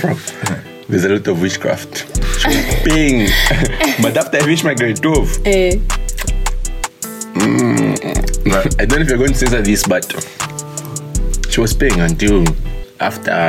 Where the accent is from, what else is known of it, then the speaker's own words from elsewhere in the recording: Luanshya, Copperbelt Province, Zambia; I'm from the Copper Belt.